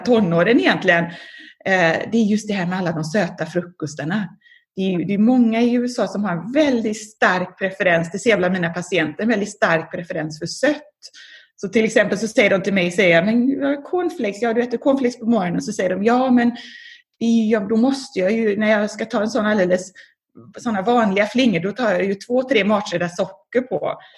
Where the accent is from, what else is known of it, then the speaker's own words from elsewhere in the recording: Gothenburg, Västra Götaland, Sweden; moved away as an adult; also born or lived in Japan; now in Philadelphia, United States; sen dess så bodde jag i, växte jag upp i Göteborg